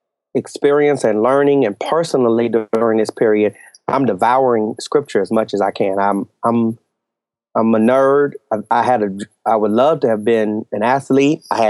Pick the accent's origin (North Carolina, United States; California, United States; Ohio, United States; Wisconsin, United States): California, United States; Los Angeles; moved away as an adult; I am from this very strange country called Los Angeles, California. Oh, yeah. Born and raised there, spent the first 35 years of my life in the city and in the same church.